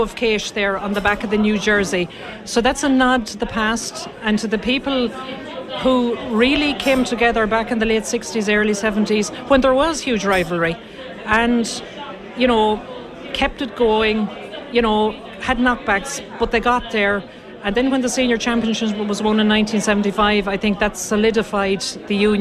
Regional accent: Ireland; I'm from the Gairtine side of things. I live between Gairtine and Monastraiden.

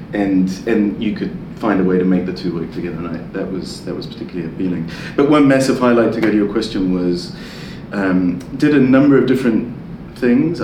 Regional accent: New Zealand; moved away; also born or lived in Italy / London; growing up in New Zealand

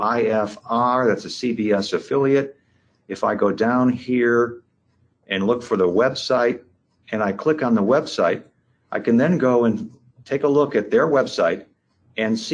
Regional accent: Rockford, Illinois, United States; my hometown, Rockford, Illinois here

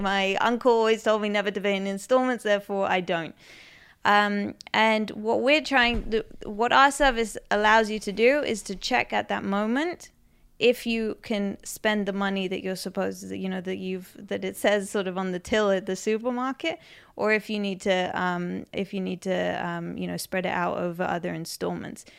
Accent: London, United Kingdom; moved away as an adult; also born or lived in United States; now in Israel; Um, so I grew up in London. Um, I grew up in West London.

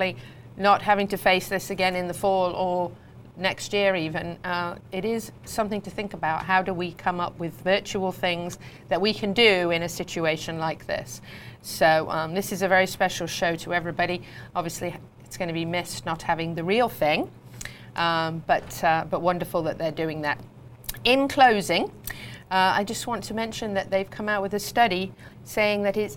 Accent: Warwickshire, West Midlands, United Kingdom; moved away; also born or lived in California; Growing up in Warwickshire as a show jumper, doing some eventing as well

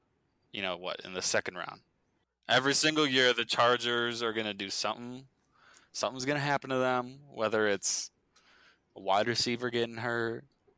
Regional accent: Minnesota, United States; I'm from Minnesota

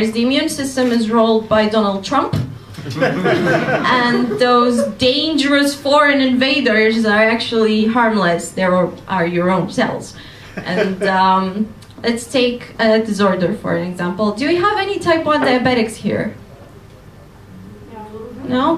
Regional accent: Romania; moved away as an adult; now in London, United Kingdom; I come from Romania and I'm doing a PhD in immunology at Imperial College London

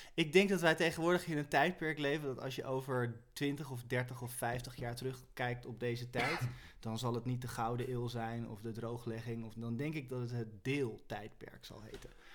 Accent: Rotterdam, South Holland, Netherlands; ik kom uit Rotterdam

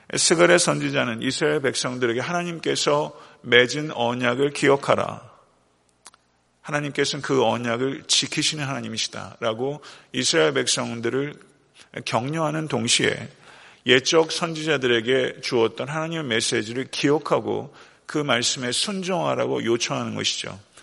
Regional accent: South Korea; 대한민국이라는 조국이 있어요

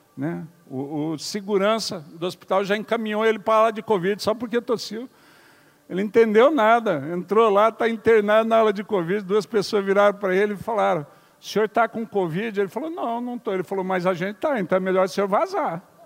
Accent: Curitiba, Paraná, Brazil; Eu sou curitibano.

